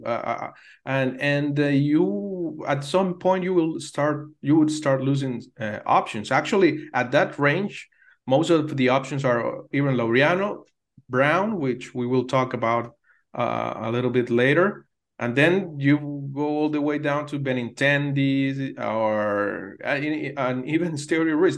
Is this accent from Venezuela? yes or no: yes; Venezuela; growing up in Venezuela, back there in the eighties